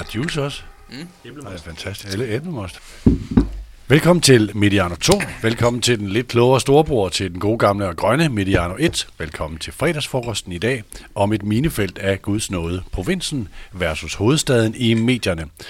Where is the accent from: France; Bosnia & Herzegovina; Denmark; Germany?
Denmark; Aalborg, North Denmark Region; moved away; also born or lived in Horsens / Odense / Copenhagen; jeg er født i Aalborg